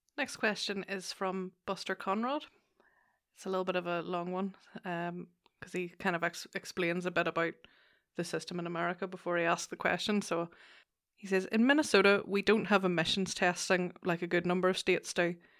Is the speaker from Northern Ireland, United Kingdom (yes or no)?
yes; Lisburn, Northern Ireland, United Kingdom; also born or lived in England; Originally Lisburn.